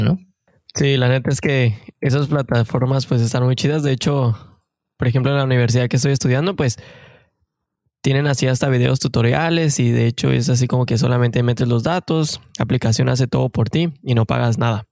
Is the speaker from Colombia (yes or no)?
no; Mexico; moved away as an adult; now in Canada; somos mexicanos de corazón que venimos en busca de ese famosísimo sueño canadiense